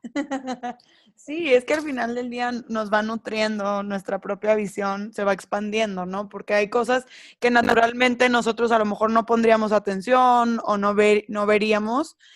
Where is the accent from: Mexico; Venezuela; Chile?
Mexico; dentro de la sociedad en la que crecimos, las dos somos mexicanas